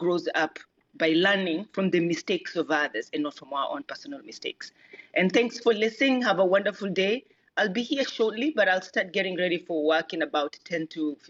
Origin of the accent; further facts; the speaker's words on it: Kenya; now in San Diego, United States; I'm originally from Kenya. I live in San Diego now